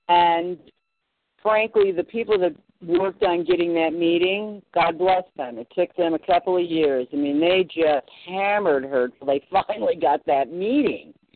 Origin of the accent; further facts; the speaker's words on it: Barrington, Illinois, United States; I was out in Barrington, is where I'm from